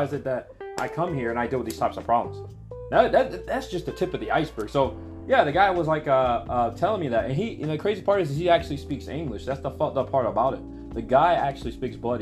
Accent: United States; moved away as an adult; now in Japan; I'm American.

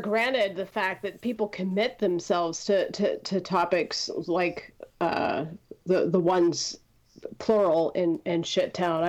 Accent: Midwest, United States; I'm from the Midwest

